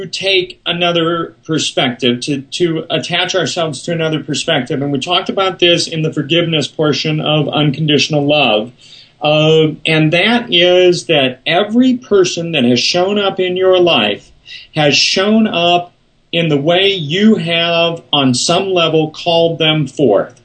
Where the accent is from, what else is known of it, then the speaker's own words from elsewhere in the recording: Omaha, Nebraska, United States; I was raised Jewish in Omaha, Nebraska